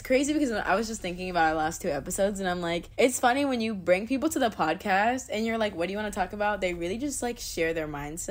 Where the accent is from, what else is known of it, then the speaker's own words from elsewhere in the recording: Florida, United States; moved away as an adult; now in Los Angeles, United States; I'm actually at my hometown. I'm in Florida in my childhood room. It's not even my childhood room because I really moved here when I was like, I think I was like 12 or something, but it feels like my childhood room.